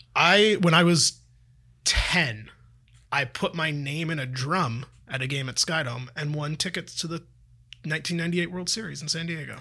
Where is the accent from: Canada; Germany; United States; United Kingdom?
Canada; Toronto, Ontario; I've lived in Toronto for m, almost my entire life except when I went to university